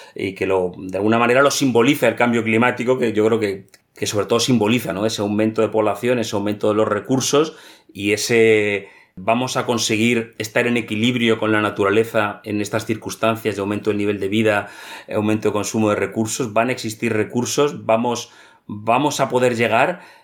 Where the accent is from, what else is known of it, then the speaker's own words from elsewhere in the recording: Madrid, Community of Madrid, Spain; moved away as an adult; also born or lived in Greenland / Reykjavik; Yo nací en Madrid, en una familia totalmente urbana. Eh, mi infancia fue en un piso en Madrid